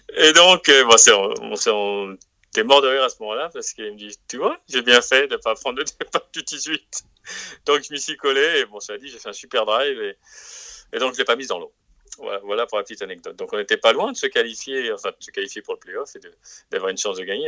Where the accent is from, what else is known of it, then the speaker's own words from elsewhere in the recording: France; en tant que Français